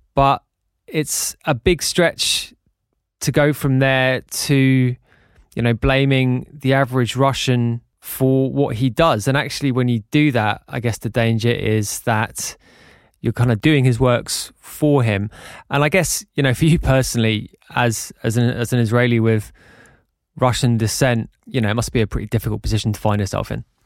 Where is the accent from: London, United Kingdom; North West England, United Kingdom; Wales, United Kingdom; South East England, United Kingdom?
London, United Kingdom; I was born in London and brought up in the U K, but the vast majority of my family are Irish